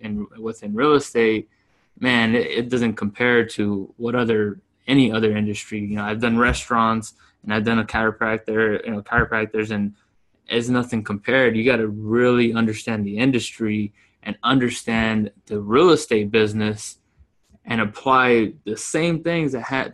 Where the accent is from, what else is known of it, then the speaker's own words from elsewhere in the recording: Yuma, Arizona, United States; moved away as an adult; now in Phoenix, United States; So I'm in Phoenix, Arizona. I grew up in Yuma, Arizona, came up here, came to school